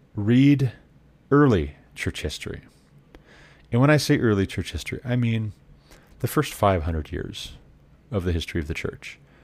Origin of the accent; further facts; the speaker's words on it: Montana, United States; Montana, my home state